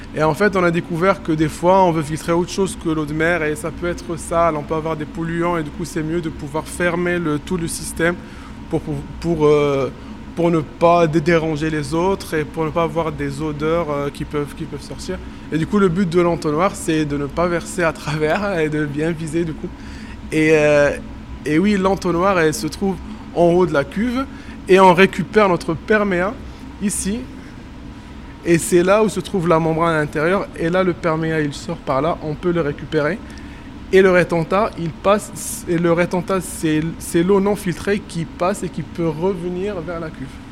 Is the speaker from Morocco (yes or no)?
yes; Morocco; moved away; je suis marocain et que j'ai travaillé au Maroc